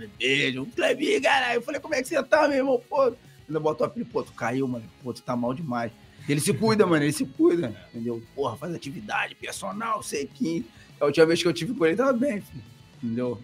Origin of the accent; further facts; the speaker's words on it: Rio de Janeiro, Brazil; Mesmo tendo sido criado em Bangu, que eu saí de Bangu, pô, nasci em Bangu, morei em Bangu, saí de Bangu com 10 anos, 8, 9 anos de idade.